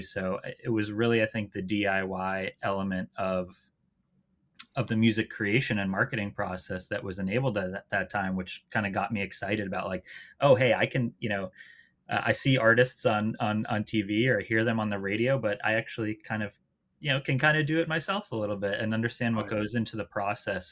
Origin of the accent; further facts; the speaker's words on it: outside Boston, Massachusetts, United States; I grew up uh, just outside Boston, Boston area